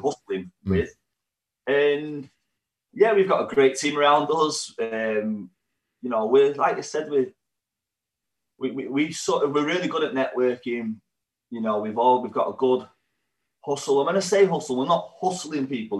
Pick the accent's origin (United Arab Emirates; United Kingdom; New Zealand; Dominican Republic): United Kingdom; Warrington, North West England; also born or lived in Manchester; we're from Warrington, but Manchester's our home town